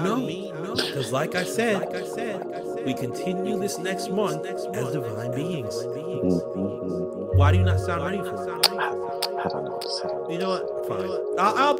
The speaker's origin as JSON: {"language": "English", "region": "Florida", "country": "United States", "said": "Sir, I'm from Palm Beach County, Florida."}